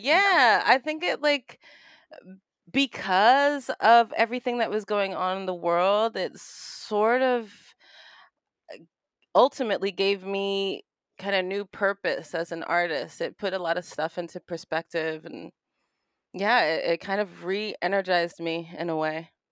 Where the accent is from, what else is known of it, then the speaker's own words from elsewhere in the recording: New York City, New York, United States; moved away as an adult; now in Los Angeles, United States; Grew up Brooklyn, New York